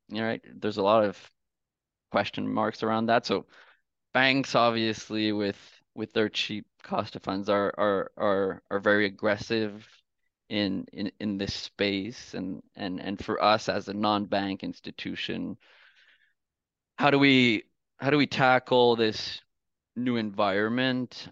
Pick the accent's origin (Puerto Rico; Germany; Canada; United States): Canada; I'm from Canada